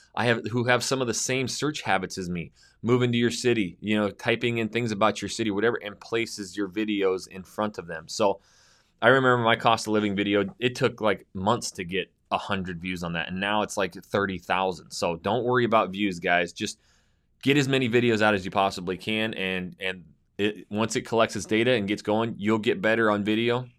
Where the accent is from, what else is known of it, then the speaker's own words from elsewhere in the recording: Coeur d'Alene, Idaho, United States; my hometown of Northern Idaho, Coeur d'Alene, Idaho.